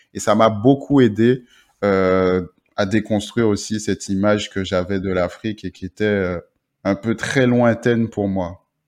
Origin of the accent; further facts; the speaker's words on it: La Trinité, Martinique; moved away; also born or lived in Benin; je suis né ben, à Trinité, donc à Tartane. j'ai passé mon enfance là-bas, j'ai grandi là-bas